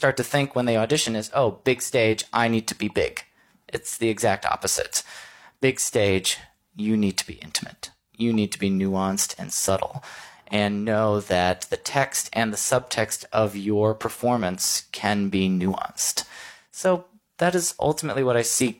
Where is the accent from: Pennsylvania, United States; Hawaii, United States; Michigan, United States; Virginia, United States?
Michigan, United States; also born or lived in New York; now in Missouri, United States; I'm from Michigan. I went to school in Missouri. I moved to New York, and now I'm back in Missouri